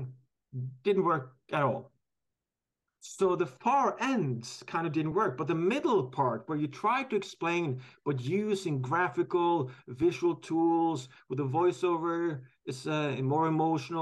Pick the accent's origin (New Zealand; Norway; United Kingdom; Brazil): Norway; I'm from Norway